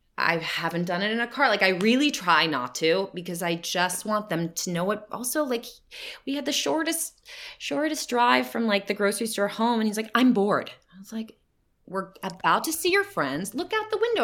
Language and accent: English; New Jersey, United States; now in California, United States; growing up in New Jersey